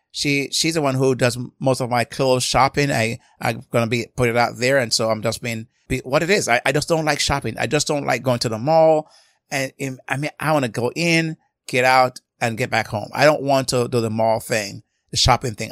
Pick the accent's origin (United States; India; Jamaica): Jamaica; I grew up in Jamaica